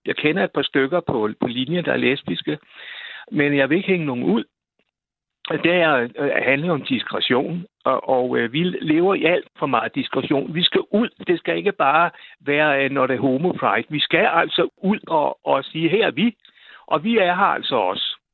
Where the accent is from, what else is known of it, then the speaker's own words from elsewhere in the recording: Roskilde, Zealand, Denmark; Jeg kommer fra Roskilde